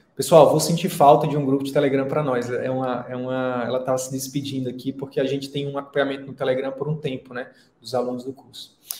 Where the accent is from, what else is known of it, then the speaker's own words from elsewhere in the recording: Picos, Piauí, Brazil; moved away as an adult; also born or lived in Teresina; eu escolhi sair da minha cidade natal, né, que é Picos, lá no interior do Piauí, e ir para Teresina